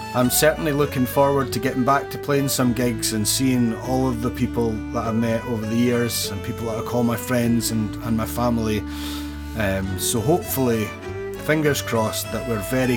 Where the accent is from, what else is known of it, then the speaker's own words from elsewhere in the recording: Perthshire, Scotland, United Kingdom; now in Glasgow, United Kingdom; I'm originally from Perthshire, but I've called Glasgow my home for many years now.